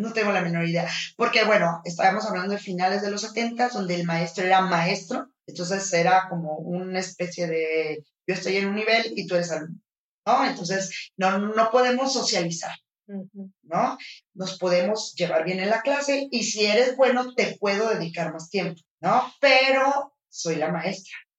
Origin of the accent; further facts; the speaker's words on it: Los Mochis, Sinaloa, Mexico; now in Guadalajara, Mexico; yo vivía en, Ciudad, de Los Mochis, en Sinaloa